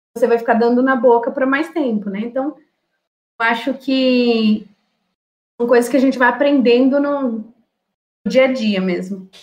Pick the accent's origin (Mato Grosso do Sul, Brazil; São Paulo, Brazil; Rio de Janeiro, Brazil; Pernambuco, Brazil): São Paulo, Brazil; also born or lived in Sorocaba; Eu sou de São Paulo, morei 10 anos em Sorocaba, eu voltei para São Paulo